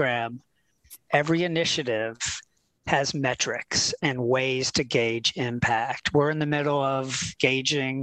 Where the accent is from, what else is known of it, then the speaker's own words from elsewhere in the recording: Philadelphia, Pennsylvania, United States; moved away; also born or lived in Florida; I am from Philadelphia, Pennsylvania